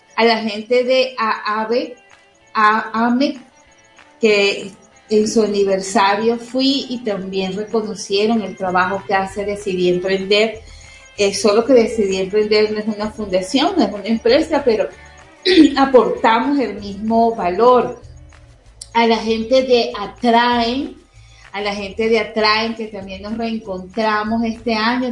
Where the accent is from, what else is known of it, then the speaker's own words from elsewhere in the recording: Venezuela; somos los venezolanos